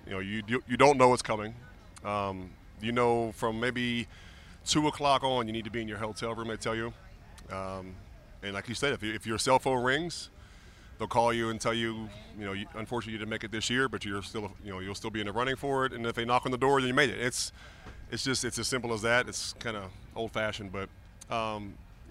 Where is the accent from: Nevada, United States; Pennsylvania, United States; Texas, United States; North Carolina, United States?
Pennsylvania, United States; Pittsburgh; moved away as an adult; I grew up in Pittsburgh as a big Steeler fan